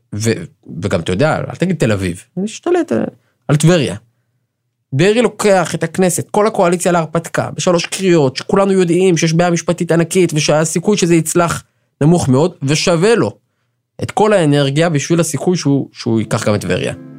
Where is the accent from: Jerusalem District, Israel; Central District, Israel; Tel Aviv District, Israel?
Jerusalem District, Israel; Jerusalem; אני ירושלמי, שאינו חרדי